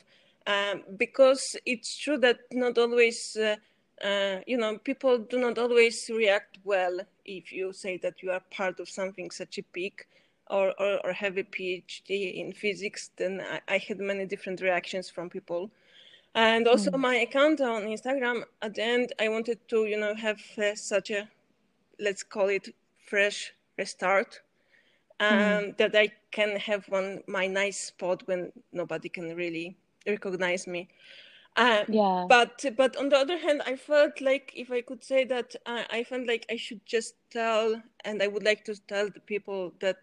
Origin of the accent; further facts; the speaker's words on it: Poland; also born or lived in Switzerland; I'm from Poland, and now I lived here